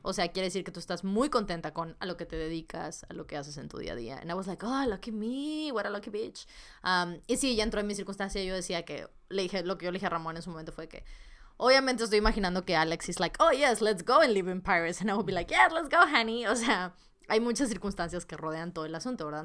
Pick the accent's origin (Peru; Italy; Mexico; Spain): Mexico; Monterrey, Nuevo León; las dos somos de Monterrey